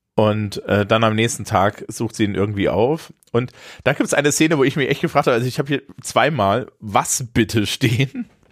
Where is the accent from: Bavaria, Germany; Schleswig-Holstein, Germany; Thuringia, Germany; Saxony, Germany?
Thuringia, Germany; Eisenach; aus meiner Heimatstadt Eisenach